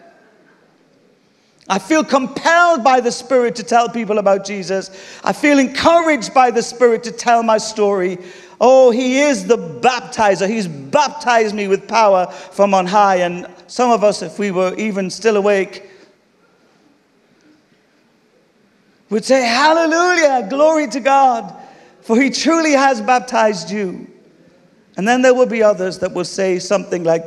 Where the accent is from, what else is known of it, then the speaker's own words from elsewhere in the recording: United Kingdom; we're British here